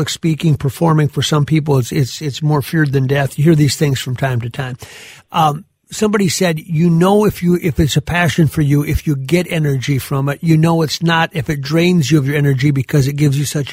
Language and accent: English; Gaylord, Minnesota, United States; I'm from Gaylord